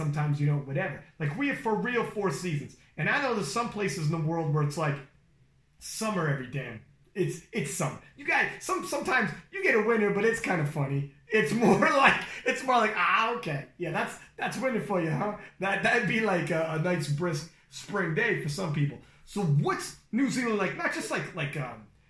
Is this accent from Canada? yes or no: yes; Canada; I'm from Canada.